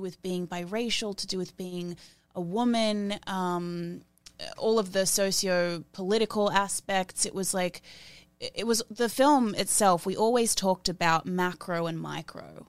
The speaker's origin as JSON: {"language": "English", "country": "Australia", "tie": "born or raised there", "said": "growing up in Australia, in that industry, I didn't look like anyone."}